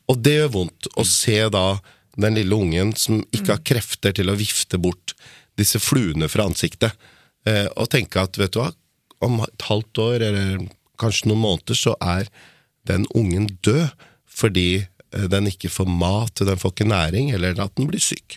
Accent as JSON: {"language": "Norwegian", "town": "Lier", "region": "Buskerud", "country": "Norway", "said": "jeg er fra Lier"}